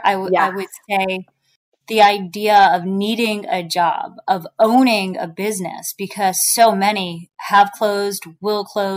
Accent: New York, United States; now in New Jersey, United States; I live in New Jersey and I'm from New York, and we're pretty snotty when it comes to pizza.

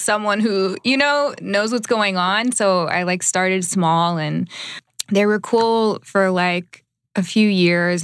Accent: Dallas, Texas, United States; moved away as an adult; also born or lived in Iowa; now in Los Angeles, United States; I'm originally from Dallas.

